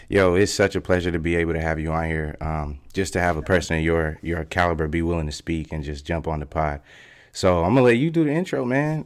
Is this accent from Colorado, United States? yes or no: yes; Fort Collins, Colorado, United States; moved away as an adult; I got to Colorado when I was about eight or nine, and I was born actually in Fort Collins